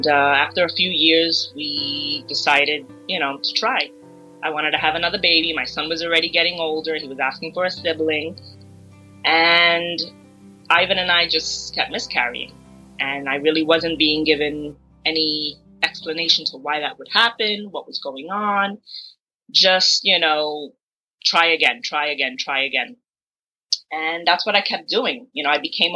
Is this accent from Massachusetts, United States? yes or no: no; New York City, New York, United States; I've been born and raised in Brooklyn, New York